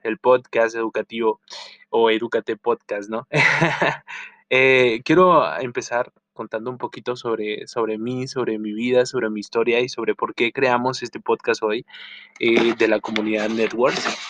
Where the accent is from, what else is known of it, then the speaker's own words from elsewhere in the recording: Chihuahua, Mexico; soy del norte de México, específicamente la ciudad de Chihuahua